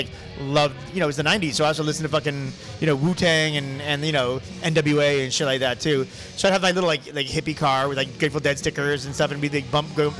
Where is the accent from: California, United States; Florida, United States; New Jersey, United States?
California, United States; San Diego; moved away as an adult; also born or lived in Los Angeles / El Paso / Santa Cruz; So I grew up in San Diego, pretty much.